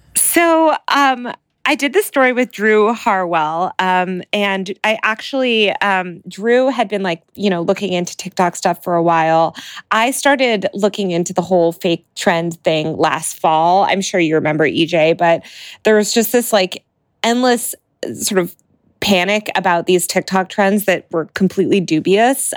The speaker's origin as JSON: {"language": "English", "town": "Denver", "region": "Colorado", "country": "United States", "tie": "born or raised there", "said": "the Denver Post, um, which is my hometown newspaper"}